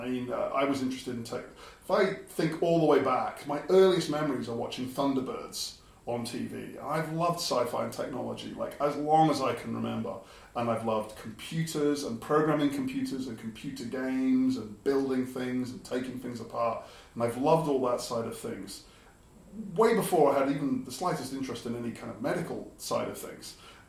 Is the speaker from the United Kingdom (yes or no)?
yes; Aberdeen, Scotland, United Kingdom; now in England; So I'm originally from Aberdeen, although my time in England has ironed that out of me now, I'm afraid.